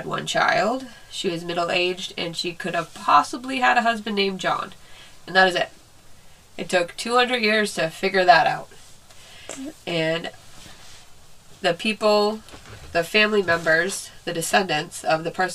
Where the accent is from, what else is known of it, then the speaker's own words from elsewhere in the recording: New England, United States; growing up in New England